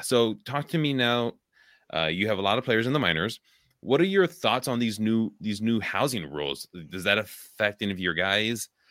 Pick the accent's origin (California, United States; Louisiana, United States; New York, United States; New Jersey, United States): California, United States; Richmond; moved away as an adult; now in Wisconsin, United States; I grew up there in the Bay Area, like, now I live in Wisconsin